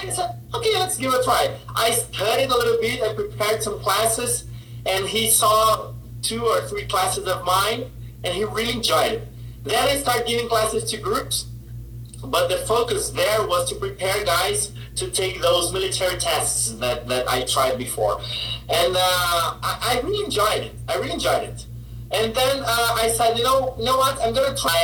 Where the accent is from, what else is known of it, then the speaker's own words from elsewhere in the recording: São Paulo, Brazil; also born or lived in Fortaleza; I am from Sao Paulo originally